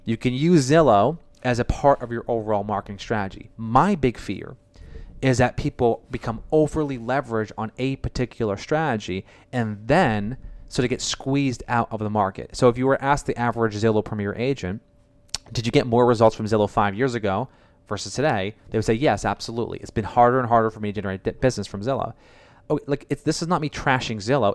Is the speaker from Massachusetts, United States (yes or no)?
yes; Boston, Massachusetts, United States; I'm from Boston